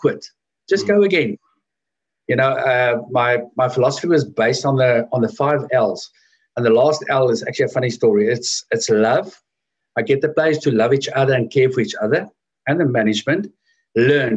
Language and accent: English; Edenvale, Gauteng, South Africa; also born or lived in Johannesburg; I grew up in Edenvale, which is in Oostrand.